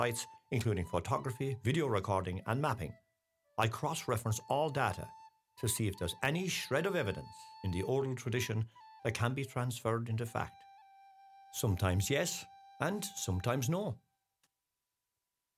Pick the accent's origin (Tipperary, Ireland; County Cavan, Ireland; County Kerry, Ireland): County Kerry, Ireland; Ballybunion; my hometown of Ballybunion, North Kerry, Ireland